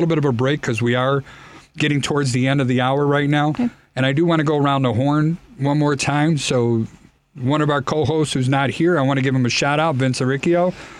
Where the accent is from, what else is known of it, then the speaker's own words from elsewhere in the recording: Chicago, Illinois, United States; accent: Chicago; I hate my horrible Chicago accent that comes in there.